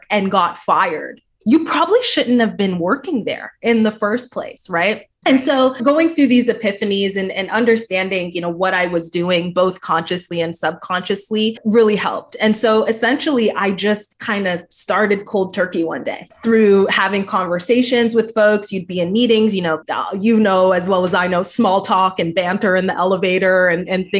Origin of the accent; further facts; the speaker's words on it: Canada; moved away as an adult; also born or lived in Toronto; I'm from Canada